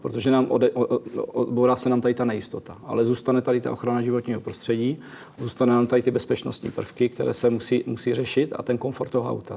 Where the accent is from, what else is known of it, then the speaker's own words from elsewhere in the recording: Czechia; já jsem Čech, jsem z České republiky